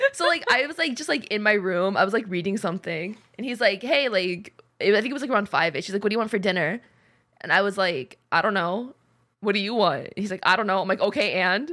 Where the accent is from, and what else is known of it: United States